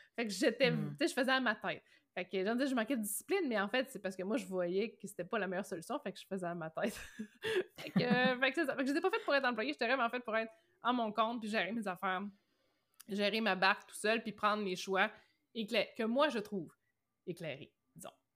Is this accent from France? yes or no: no; Rimouski, Quebec, Canada; also born or lived in Matane; Moi, je suis originaire de Rimouski